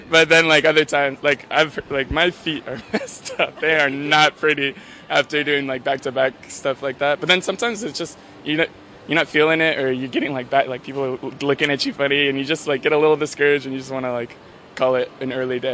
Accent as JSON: {"language": "English", "town": "Berkeley", "region": "California", "country": "United States", "said": "I do miss my little hippie town in Berkeley a little bit, but city life is fun."}